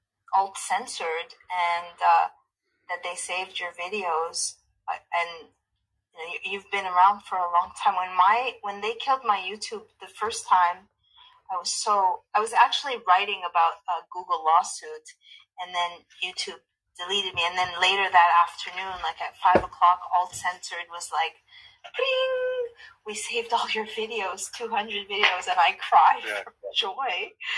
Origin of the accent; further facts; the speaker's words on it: Egypt; English is a second language; I will see you in a month, inshallah, as we say in my home country of Egypt.